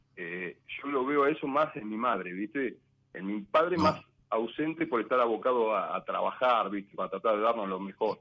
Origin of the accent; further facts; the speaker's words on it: Benito Juárez, Buenos Aires Province, Argentina; moved away as an adult; now in Tandil, Argentina; soy de Benito Juárez, pero ahora estoy viviendo en Tandil